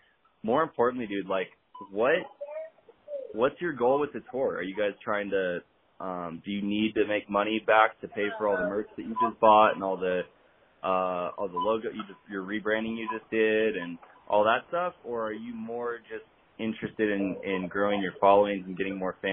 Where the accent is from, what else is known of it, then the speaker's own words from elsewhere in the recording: Riverside, California, United States; I was born in Riverside, California